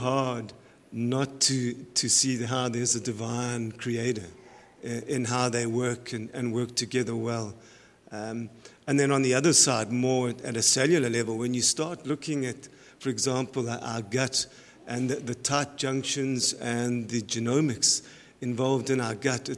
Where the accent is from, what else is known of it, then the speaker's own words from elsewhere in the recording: South Africa; moved away as an adult; now in Canada; My background is I'm from South Africa. I was originally a professor there in wildlife sciences and animal nutrition. I moved to Canada